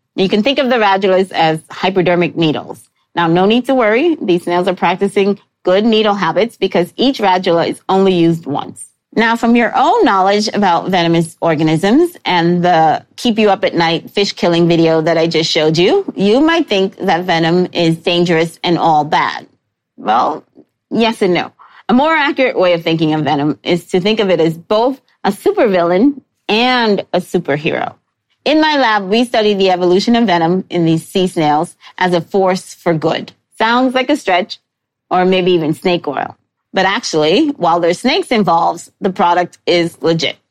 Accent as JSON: {"language": "English", "town": "New York City", "region": "New York", "country": "United States", "tie": "born or raised there", "said": "I grew up in New York City with forced access to the Natural History Museum"}